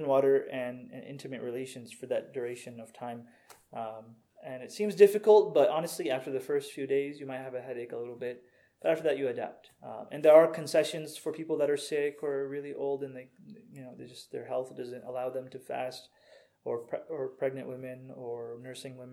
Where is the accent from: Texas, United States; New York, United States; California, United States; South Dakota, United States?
Texas, United States; Houston; now in Redmond, United States; My parents are from Pakistan originally. I was born in Houston.